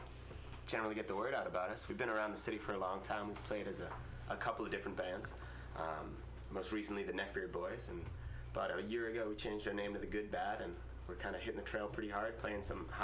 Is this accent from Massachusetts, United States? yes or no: yes; Massachusetts, United States; moved away; I'm from Massachusetts. Oh, nice. Yeah, yeah. Right outside of Cape Cod.